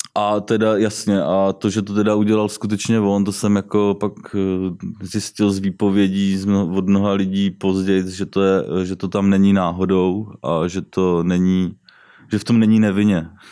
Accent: Jihlava, Vysočina Region, Czechia; also born or lived in Třebíč; Jinak jsem z Jihlavy, jsem elektrikář

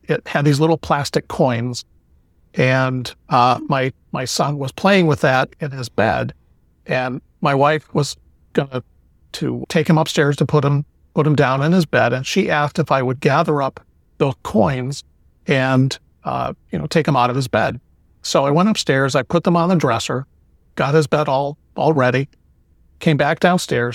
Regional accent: Cleveland, Ohio, United States; now in Florida, United States; I'm originally from Cleveland, Ohio, and I now live in Florida

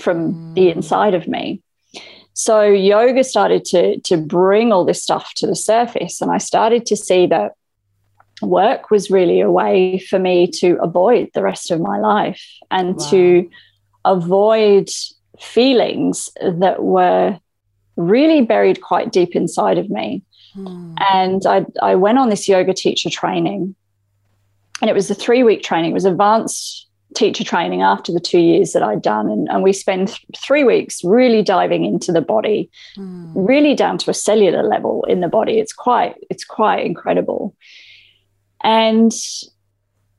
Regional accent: England, United Kingdom; moved away as an adult; now in Australia; I grew up in England. I moved to Australia 18 years ago now

